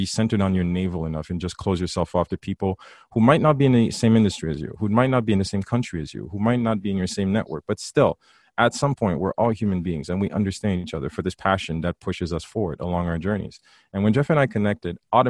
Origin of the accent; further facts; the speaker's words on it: Haiti; growing up in Haiti, and even though we both went to St. Louis